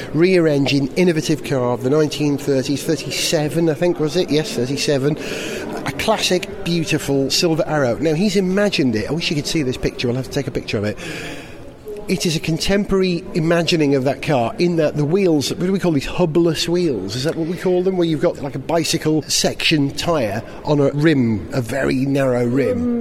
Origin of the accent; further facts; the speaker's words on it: Wales, United Kingdom; being a Welshman